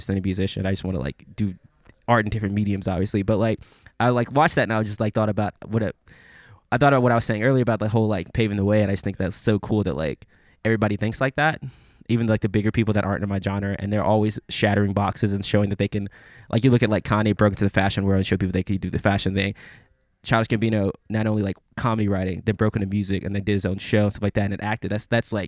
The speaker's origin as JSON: {"language": "English", "town": "Memphis", "region": "Tennessee", "country": "United States", "said": "I'm from Memphis"}